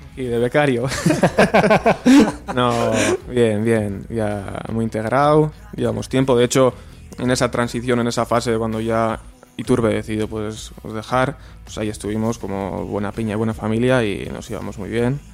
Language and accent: Spanish; Gernika, Basque Country, Spain; en el local hablamos en euskera, somos de Guernica